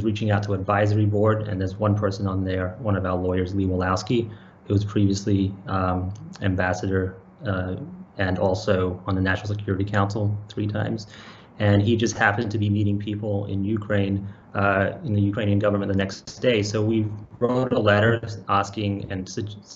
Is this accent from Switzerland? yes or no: no; Australia; moved away as an adult; also born or lived in Bay Area, United States; I was born and raised in Australia, and I've spent my whole entire technology career in technology since I moved when I was 19 to the Bay Area